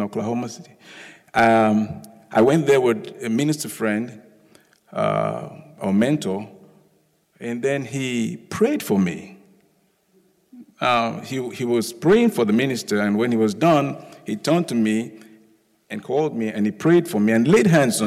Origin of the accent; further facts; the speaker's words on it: Lagos, Nigeria; also born or lived in United Kingdom; now in United States; I'm originally from Lagos, Nigeria. I was born there. I schooled there, then schooled in the UK, and then schooled in the US.